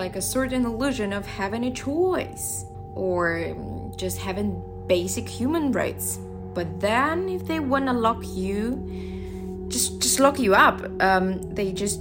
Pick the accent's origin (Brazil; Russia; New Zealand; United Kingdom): Russia; now in Shanghai, China; I'm from Russia. I moved to China 8 years ago.